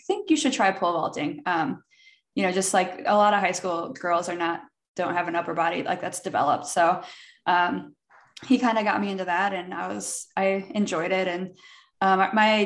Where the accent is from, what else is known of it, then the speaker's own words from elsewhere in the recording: Peoria, Illinois, United States; moved away; also born or lived in St. Louis, Missouri; I'm from Peoria, Illinois. So halfway between Chicago and St. Louis, just kind of hanging out in the middle of Illinois